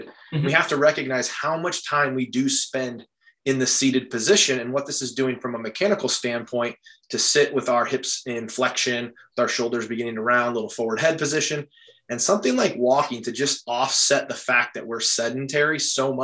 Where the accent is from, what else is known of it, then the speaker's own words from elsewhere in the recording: Midwest, United States; moved away as an adult; I'm from the Midwest